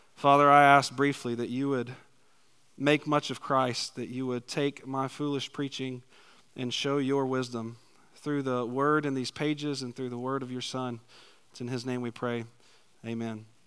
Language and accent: English; Macon, Georgia, United States; moved away as an adult; also born or lived in Valdosta, Georgia; now in McPherson, United States; originally I was born in Macon, Georgia, lived in a tiny little town outside of Macon